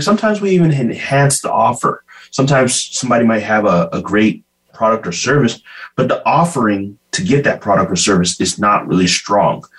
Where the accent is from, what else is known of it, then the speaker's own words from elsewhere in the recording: Bakersfield, California, United States; I was born in Bakersfield, California, but raised the Ghanaian way